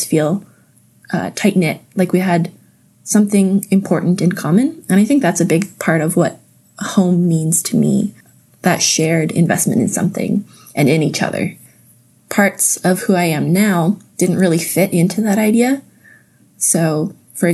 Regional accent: Napanee, Ontario, Canada; also born or lived in Indonesia; home evolved into the building that I grew up in Napanee

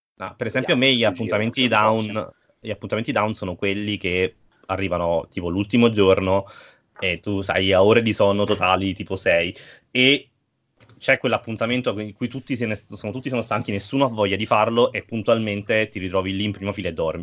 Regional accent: Naples, Campania, Italy; io sono di Napoli

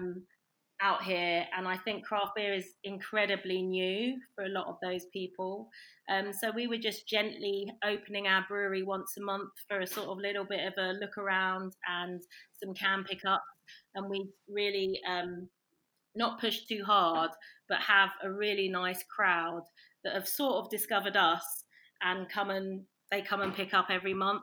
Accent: London, United Kingdom; moved away as an adult; now in Norfolk, United Kingdom; I'm a Londoner

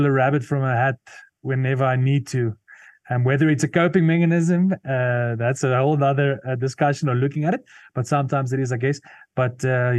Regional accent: Potchefstroom, North West, South Africa; first language Afrikaans; English is a second language; since I was a small boy growing up in a small town called Potchefstroom

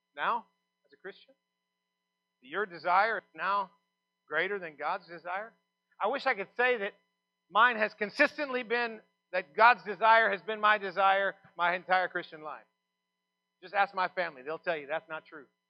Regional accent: Texas, United States; I'm from Texas

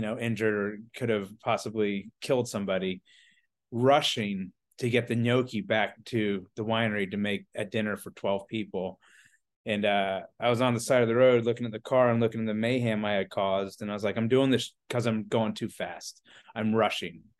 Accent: Atlanta, Georgia, United States; moved away as an adult; also born or lived in Charleston, South Carolina; I'm originally from the Atlanta, Georgia area.

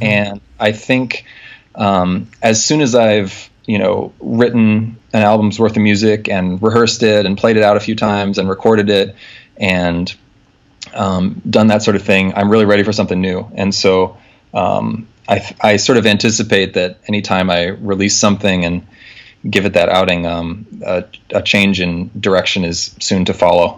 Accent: Nebraska, United States; moved away as an adult; also born or lived in Wisconsin / Europe; now in New York, United States; I'm from Nebraska originally.

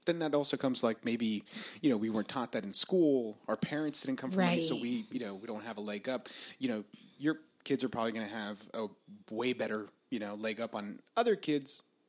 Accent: Los Angeles, California, United States; I'm from Boyle Heights.

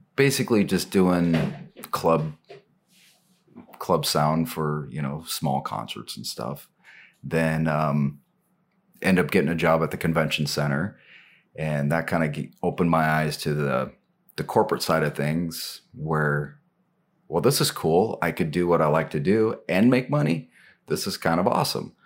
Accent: Portland, Oregon, United States; also born or lived in Cottage Grove, Oregon; I was born in Portland, you know, kinda raised in the area, kinda between here and Cottage Grove, which is down in the Eugene area

